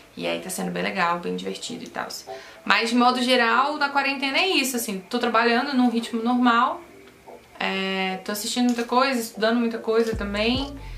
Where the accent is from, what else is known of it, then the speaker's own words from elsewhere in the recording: Brasília, Federal District, Brazil; eu sou brasiliense